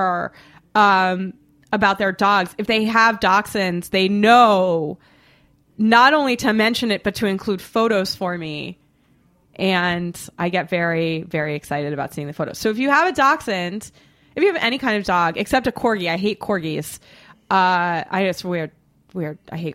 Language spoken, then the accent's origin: English; Boston, Massachusetts, United States; I'm from Boston